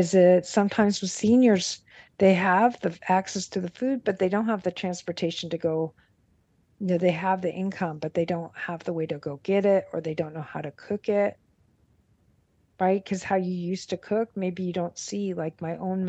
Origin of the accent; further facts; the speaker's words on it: Los Angeles, California, United States; I grew up in Los Angeles